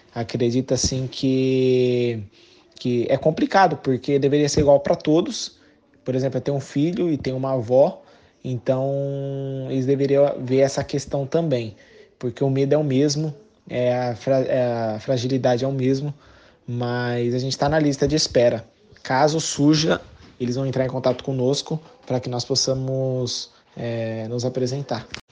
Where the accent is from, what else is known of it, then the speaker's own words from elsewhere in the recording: Suzano, São Paulo, Brazil; moved away as an adult; also born or lived in Slovenia / Azerbaijan; now in Haifa, Israel; sou natural de Suzano